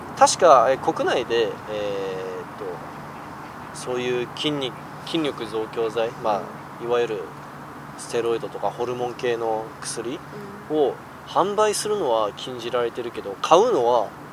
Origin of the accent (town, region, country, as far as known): South Korea; moved away